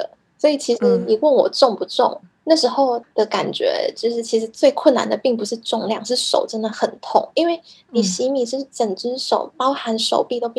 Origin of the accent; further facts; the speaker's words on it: Kaohsiung, Taiwan; moved away as an adult; now in Japan; 因为我是高雄长大的孩子。